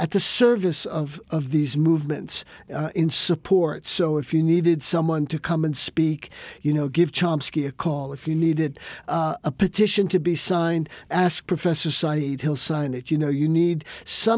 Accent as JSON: {"language": "English", "region": "New York", "country": "United States", "tie": "born or raised there", "said": "growing up in New York, I was born there in 1945"}